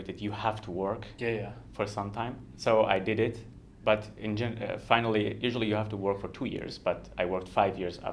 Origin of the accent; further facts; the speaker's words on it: Kurdistan, Iran; first language Kurdish; English is a second language; moved away as an adult; now in Australia; I'm from Iran, the west of the country, which is called Kurdistan. So my first language is Kurdish